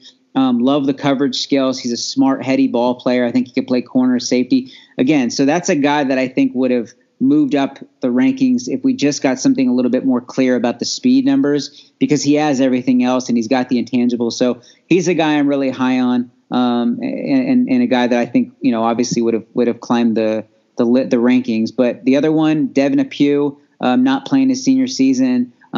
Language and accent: English; California, United States; moved away; I grew up in California